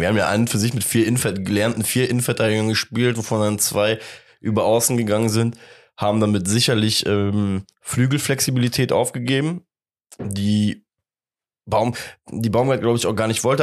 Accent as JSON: {"language": "German", "town": "Cologne", "region": "North Rhine-Westphalia", "country": "Germany", "said": "sind wir Kölner"}